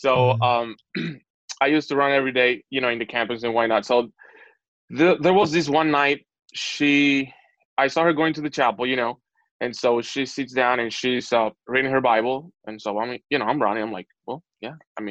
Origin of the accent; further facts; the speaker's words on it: Dominican Republic; moved away as an adult; also born or lived in Puerto Rico; we're from the Dominican Republic, so we are already Hispanics